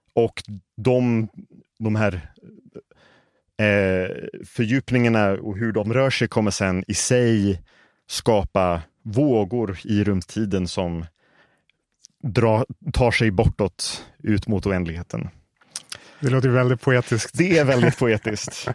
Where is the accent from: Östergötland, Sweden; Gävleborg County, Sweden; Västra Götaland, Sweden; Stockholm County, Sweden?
Stockholm County, Sweden; Stockholm; moved away as an adult; now in Las Vegas, United States; jag är uppvuxen här i Stockholm